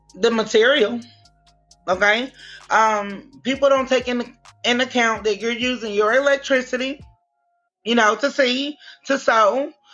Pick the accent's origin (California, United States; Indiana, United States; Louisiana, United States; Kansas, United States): Louisiana, United States; Shreveport; I'm from Shreveport, Louisiana